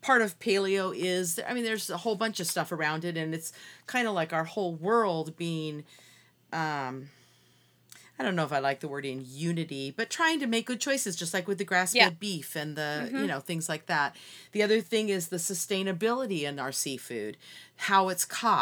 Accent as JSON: {"language": "English", "town": "Seattle", "region": "Washington", "country": "United States", "tie": "born or raised there", "said": "I grew up in Seattle in the Puget Sound"}